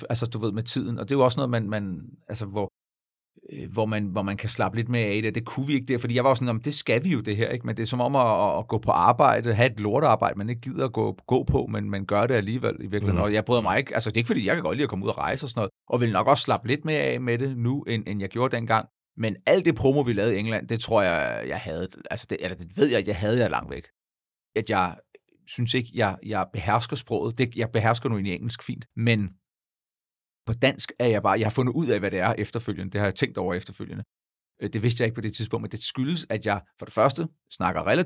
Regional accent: Denmark; jeg er dansker

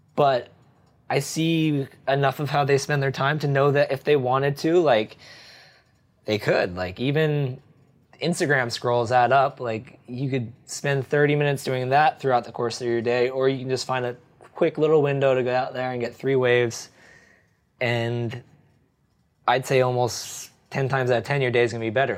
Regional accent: New Jersey, United States; now in France; I grew up in New Jersey

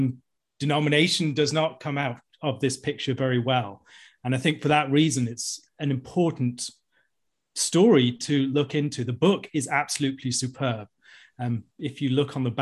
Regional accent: Clonmel, Munster, Ireland; I was raised in the Republic of Ireland in a beautiful town called Clonmel.

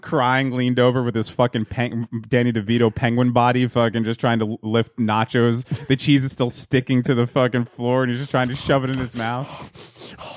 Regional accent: New Jersey, United States; my hometown

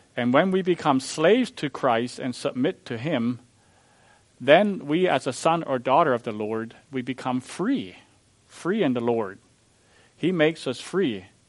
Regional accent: Missouri, United States; I'm from Missouri, the show me state.

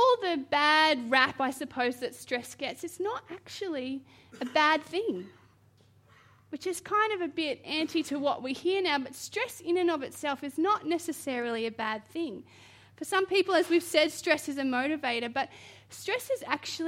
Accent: Queensland, Australia; moved away; I'm originally from Queensland

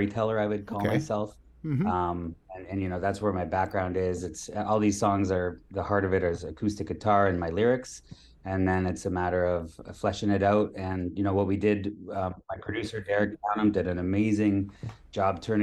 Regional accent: St. Thomas, Ontario, Canada; moved away as an adult; also born or lived in Manitoulin Island; now in Toronto, Canada; I grew up in a small town called St. Thomas, Ontario.

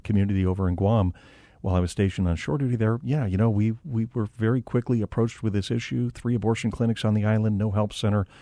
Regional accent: Phoenix, Arizona, United States; I'm from Phoenix, um, multi-generational family here in Arizona going back to nineteen oh six

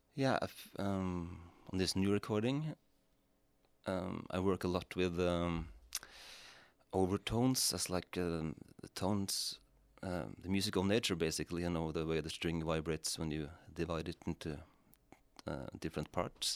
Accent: Rendalen, Innlandet, Norway; the church where I grew up in Rendalen in Norway

